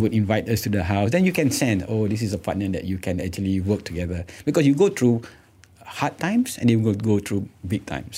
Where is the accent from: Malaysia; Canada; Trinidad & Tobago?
Malaysia; being Malaysian, proudly Malaysian